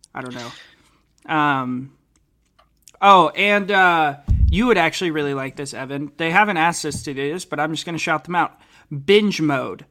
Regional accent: Portland, United States; Portland, my hometown.

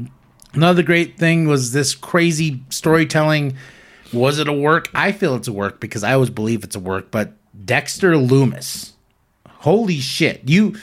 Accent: Canada; because I'm Canadian

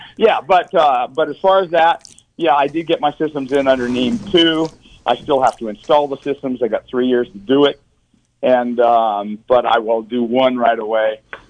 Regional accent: California, United States; I grew up in California.

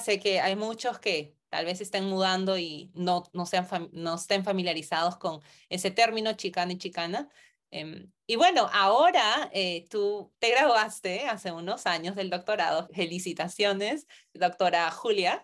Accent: Peru; moved away as an adult; also born or lived in United States; yo nací en Perú, me mudé a Estados Unidos

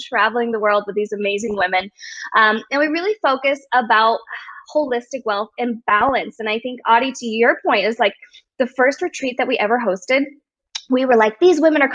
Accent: United States; I'm Chinese American

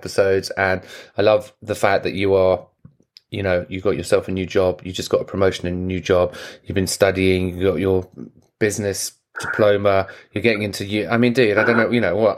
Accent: England, United Kingdom; now in United States; I'm English

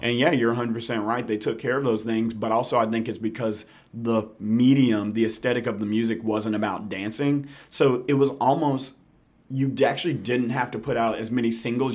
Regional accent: Memphis, Tennessee, United States; also born or lived in Jackson / New York; I'm from Memphis. Grew up in Hickory Hill.

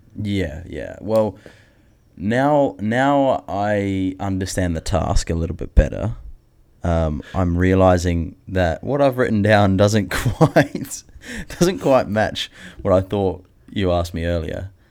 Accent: New Zealand; Growing up in New Zealand where nothing can kill you in the bush

